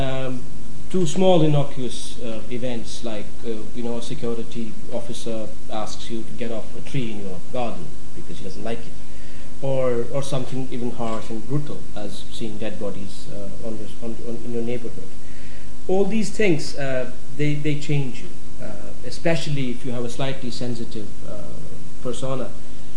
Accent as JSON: {"language": "English", "town": "Srinagar", "region": "Jammu and Kashmir", "country": "India", "tie": "born or raised there", "also_born_or_lived": "Delhi", "moved": "yes", "said": "I grew up in Srinagar by the lovely Dal Lake"}